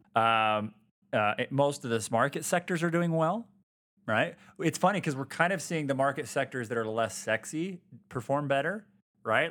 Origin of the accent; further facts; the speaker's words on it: Utah, United States; born and raised here in Utah.